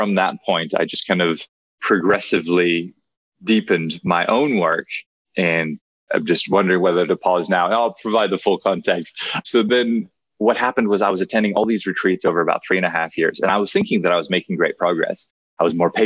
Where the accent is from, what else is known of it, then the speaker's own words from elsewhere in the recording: Hawaii, United States; I grew up in Hawaii